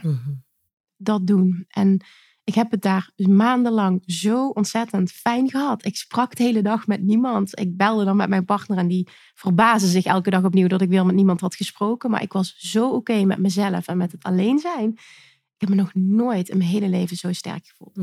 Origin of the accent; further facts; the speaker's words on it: Limburg, Netherlands; Ik kom uit Limburg